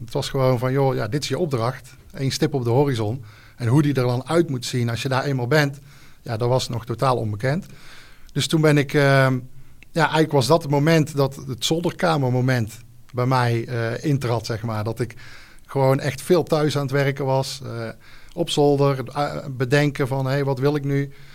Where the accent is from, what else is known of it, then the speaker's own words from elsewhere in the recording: Gilze, North Brabant, Netherlands; Ik kom uit Gilze, een mooi dorpje in, in Brabant. daar woon ik samen met mijn vrouw, twee kids